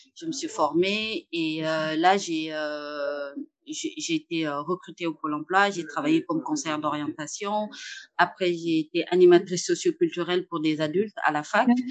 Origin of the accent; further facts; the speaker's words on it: Saint-Louis, Senegal; moved away as an adult; now in Paris, France; j'habitais au Sénégal, euh, principalement à Saint-Louis, dans le nord euh, du Sénégal. Et c'est là où j'ai grandi